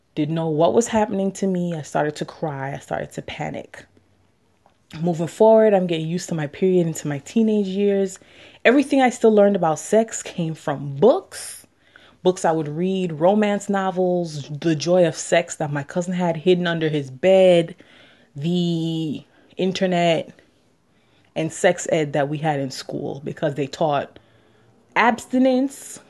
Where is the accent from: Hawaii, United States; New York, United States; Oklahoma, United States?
New York, United States; New York City; also born or lived in Jamaica; I'm from Queens, New York, and I would just like to share my experiences as a Jamaican woman exploring her sexuality.